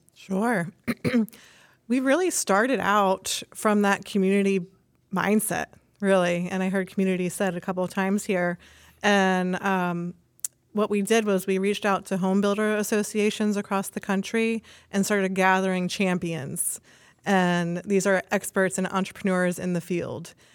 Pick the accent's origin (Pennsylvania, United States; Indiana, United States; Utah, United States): Pennsylvania, United States; Reading; I'm from Reading, Pennsylvania, actually, and I grew up in a construction family